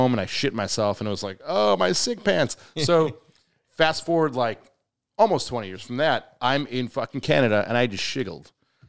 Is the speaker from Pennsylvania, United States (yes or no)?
no; Chicago, Illinois, United States; now in Nashville, United States; I'm Mexican. I'm from Chicago.